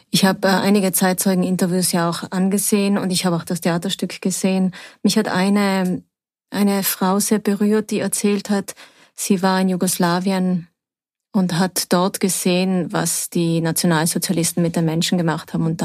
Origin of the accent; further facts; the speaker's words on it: South Tyrol, Trentino-Alto Adige, Italy; als Südtirolerin